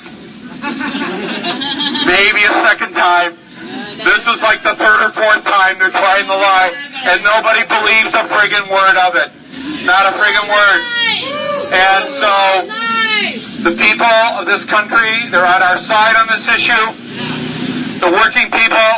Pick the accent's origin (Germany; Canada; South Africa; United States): United States; Flint, Michigan; Being from Flint, Michigan